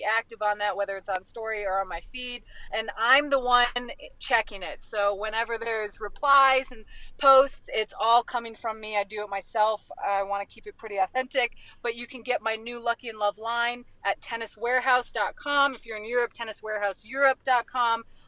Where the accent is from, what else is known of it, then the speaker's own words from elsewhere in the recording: Florida, United States; we grew up in Florida